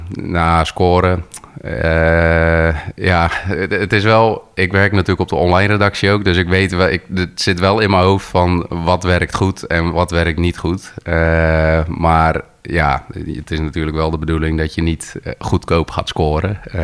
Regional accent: Gorinchem, South Holland, Netherlands; now in Arkel, Netherlands; eigenlijk geboren en getogen wel echt in Gorkum

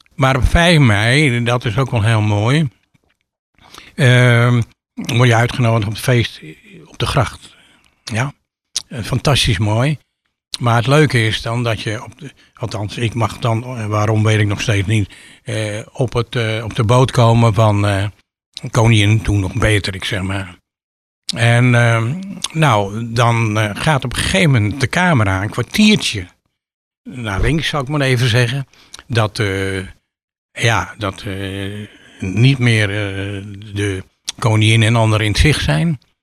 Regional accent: Sliedrecht, South Holland, Netherlands; now in Giessenburg, Netherlands; ik eh, ben geboren in Sliedrecht. Ik ben opgegroeid in een heel

